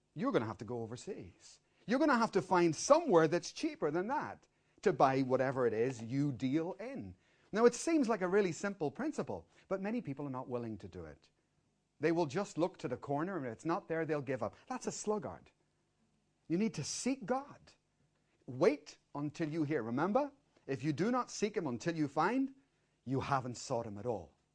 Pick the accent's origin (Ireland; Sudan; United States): Ireland; Dublin, Leinster; we're from Dublin